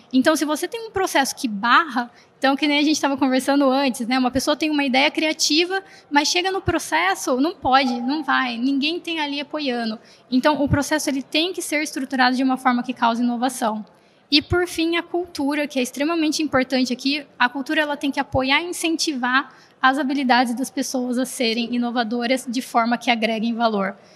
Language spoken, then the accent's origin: Portuguese; Americana, São Paulo, Brazil; eu sou do interior de São Paulo, como então vocês podem ver interior, né? Lá de Americana